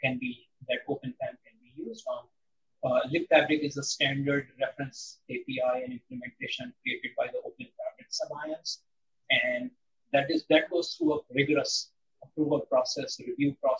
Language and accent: English; India; moved away; I grew up in India in a relatively protected environment